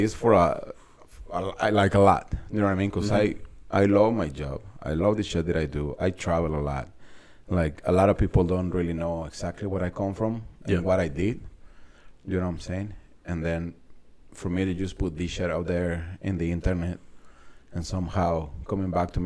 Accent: San Luis Potosí, Mexico; English is a second language; moved away as an adult; now in United States; I was born in San Luis Potosí, Mexico

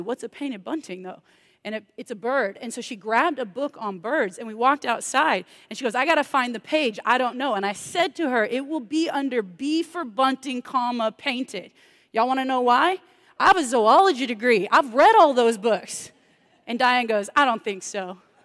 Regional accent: Texas, United States; I'm from Texas where everybody's a minister

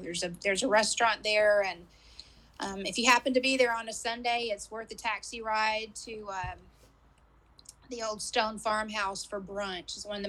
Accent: McKinney, Texas, United States; Yes, Jim, near Dallas, in McKinney.

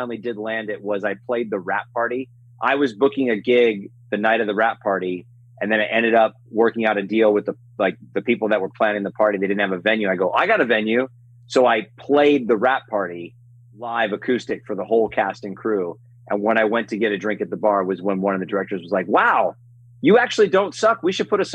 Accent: Las Vegas, Nevada, United States; Vegas, which is my hometown.

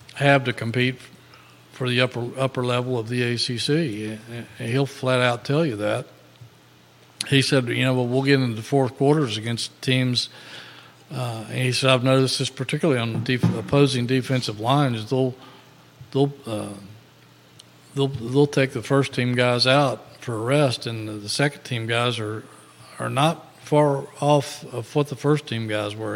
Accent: Virginia, United States; I'm from Virginia

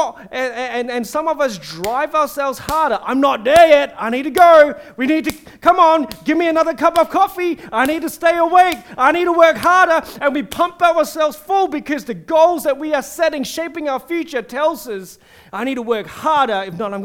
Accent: Singapore; I'm a Singaporean

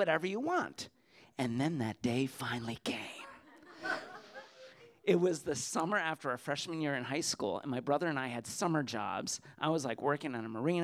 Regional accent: Clinton, Connecticut, United States; my hometown of Clinton, Connecticut

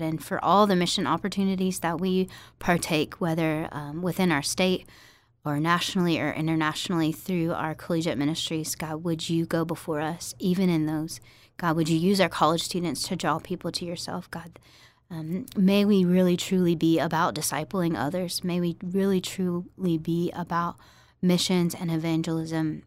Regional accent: Farmville, Virginia, United States; moved away as an adult; also born or lived in New Orleans, Louisiana / Tennessee; I grew up in Virginia

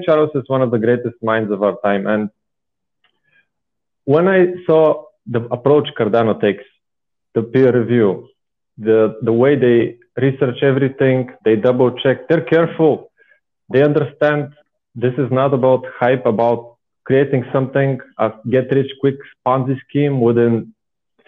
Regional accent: Bulgaria; English is a second language; moved away as an adult; now in Austria; I'm originally from Bulgaria. I'm 27 years old now. I am living in Austria since about 8 years

